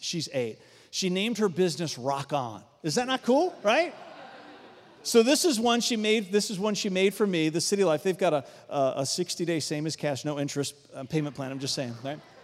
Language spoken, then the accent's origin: English; Varina, east side of Richmond, Virginia, United States; I grew up out in Verona, east side of Richmond, very rural community